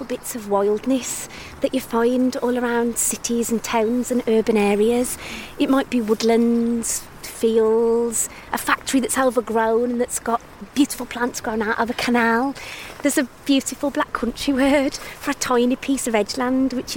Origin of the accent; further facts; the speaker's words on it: Black Country, West Midlands, United Kingdom; I grew up in the Black Country.